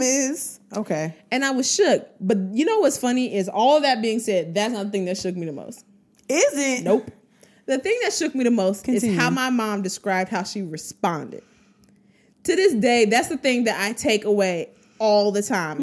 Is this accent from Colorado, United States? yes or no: no; Trotwood, Ohio, United States; I grew up in Trotwood, but the church I went to wasn't in Trotwood